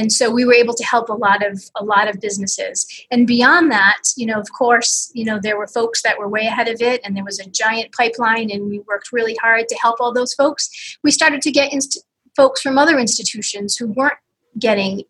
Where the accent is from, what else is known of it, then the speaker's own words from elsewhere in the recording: Pawtucket, Rhode Island, United States; I grew up in Pawtucket, went to college at Bryant University